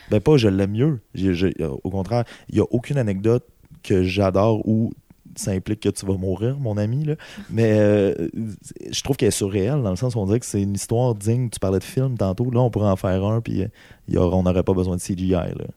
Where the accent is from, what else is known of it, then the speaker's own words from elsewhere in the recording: Amos, Quebec, Canada; je viens d'Amos